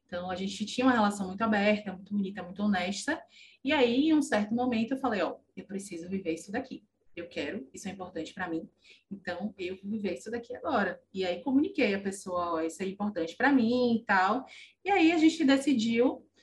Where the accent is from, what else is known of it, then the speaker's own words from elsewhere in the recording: Salvador, Bahia, Brazil; sou de Salvador